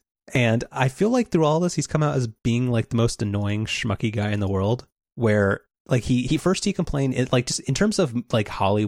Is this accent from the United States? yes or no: no; United Kingdom; I'm British.